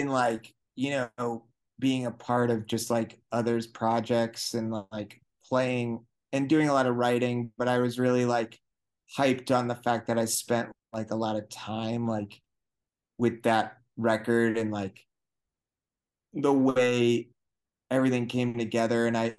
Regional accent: Vermont, United States; I was like, I'm from Vermont.

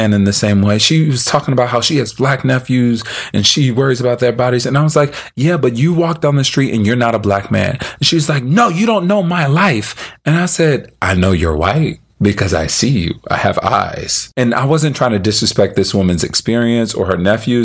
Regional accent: Philadelphia, Pennsylvania, United States; I grew up in the city of Philadelphia

